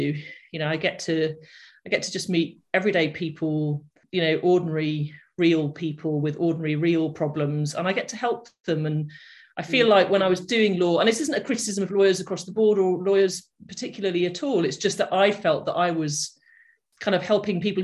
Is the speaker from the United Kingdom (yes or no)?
yes; the Northwest, North West England, United Kingdom; my background is that I grew up in the Northwest